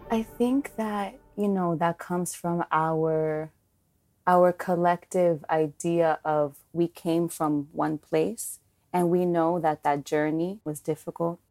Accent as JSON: {"language": "English", "town": "New York City", "region": "New York", "country": "United States", "tie": "born or raised there", "said": "growing up in Washington Heights, going to school in, in El Barrio"}